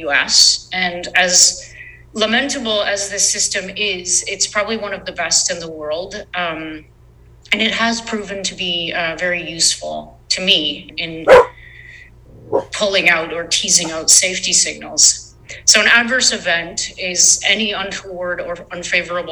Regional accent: Canada; I'm from Canada

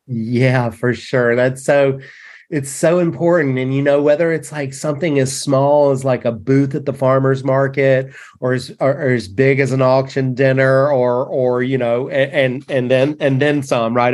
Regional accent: North Carolina, United States; this North Carolina kid

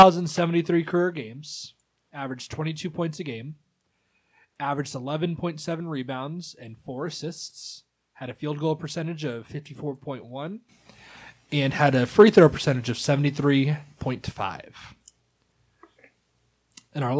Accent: St. Louis, Missouri, United States; St. Louis team

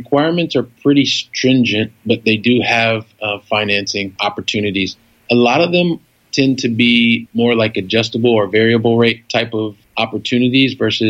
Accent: Columbus, Ohio, United States; I'm a guy from Columbus, Ohio. I moved around the U.S. most of my younger life. I went to college in the southwest of Ohio.

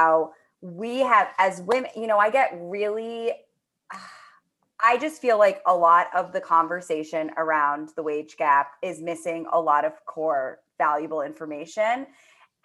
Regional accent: New York City, New York, United States; growing up in Manhattan

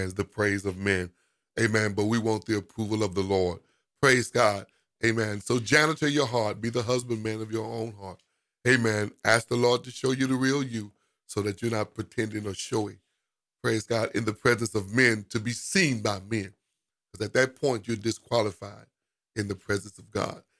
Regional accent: United States; we as African American

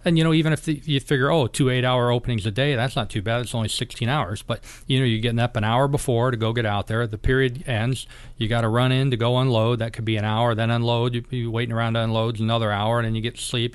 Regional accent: Kodiak, Alaska, United States; I grew up in Kodiak

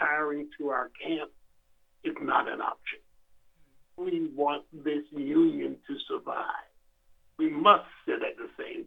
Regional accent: South Carolina, United States; my own personal experience growing up in Jim Crow in South Carolina, going to schools segregated by law

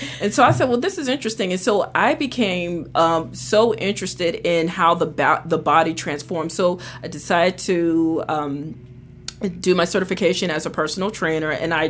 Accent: Atlantic City, New Jersey, United States; also born or lived in New York; So I'm actually from New Jersey. I grew up in Atlantic City, and I also did some time in New York.

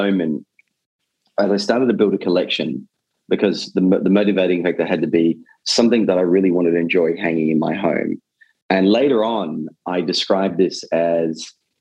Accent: Australia; moved away; growing up in Australia

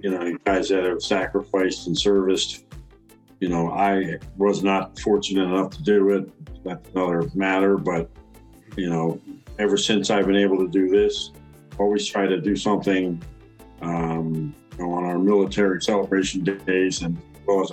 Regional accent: Cleveland, Ohio, United States; moved away; they had the draft this year at my hometown, and I helped build that place up there, the Rock and Roll Hall of Fame

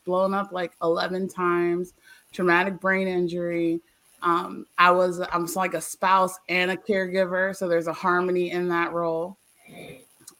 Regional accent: Eastern Shore, Virginia, United States; I'm from Virginia, born and raised, and then I left here. I'm a country girl.

